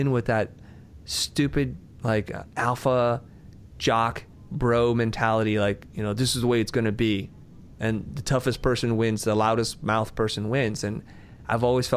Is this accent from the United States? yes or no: no; Vietnam; moved away; I'm a refugee from Vietnam